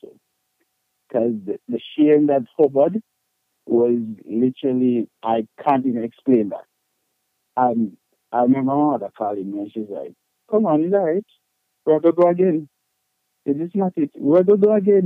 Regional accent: Portmore, Saint Catherine, Jamaica; moved away; also born or lived in Spanish Town, Jamaica; I was born in the one and only Spain town, Spanish Town, St. Catherine

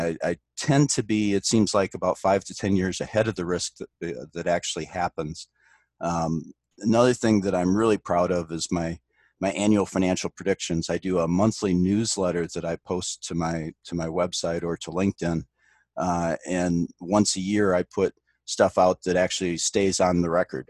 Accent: Detroit, Michigan, United States; moved away as an adult; now in Omaha, United States; I grew up in the Detroit area, so that's how I ended up at, at Michigan Tech

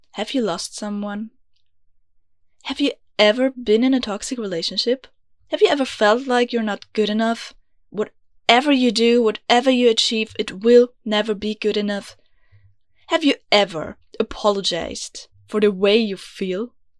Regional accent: Vienna, Austria; first language German; English is a second language; I'm from Vienna, beautiful, grumpy Austria, which you might have guessed, because I know I have an accent. Yeah, English is not my mother tongue. It's actually German

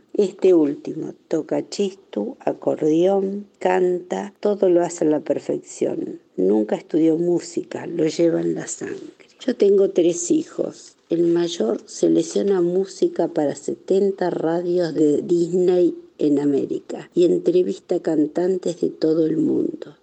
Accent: Tandil, Buenos Aires Province, Argentina; born or raised there; also born or lived in Elizondo, Navarre, Spain / Rauch, Argentina

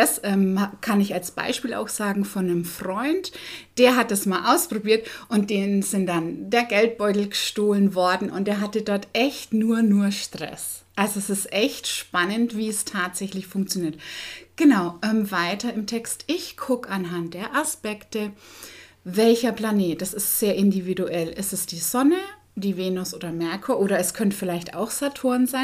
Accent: Bavaria, Germany; moved away as an adult; also born or lived in Dortmund, North Rhine-Westphalia; So als Bayer nach NRW war ja schon ein bisschen, ähm, wo man sagt, ein Risiko.

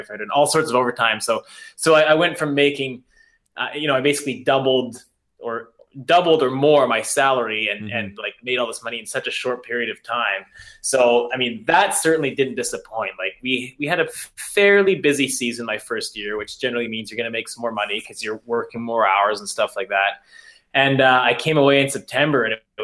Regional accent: Prince Rupert, British Columbia, Canada; I grew up in Prince Rupert, BC, which is very wet

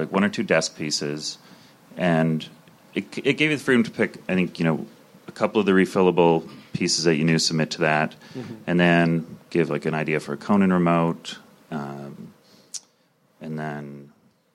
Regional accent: Calgary, Alberta, Canada; moved away as an adult; also born or lived in Toronto / New York; I grew up in Calgary, so I was in Toronto for 10 years

